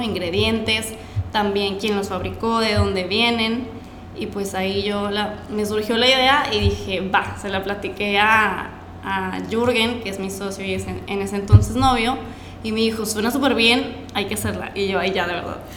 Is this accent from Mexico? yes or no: yes; Monterrey, Nuevo León, Mexico; soy de aquí de Monterrey